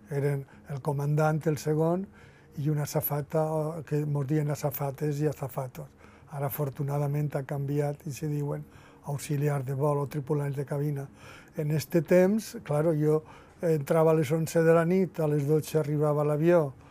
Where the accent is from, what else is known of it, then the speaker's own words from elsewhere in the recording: Valencian Community, Spain; first language Valencian; la meva llengua materna, que és el valencià de, de Catalunya o el valencià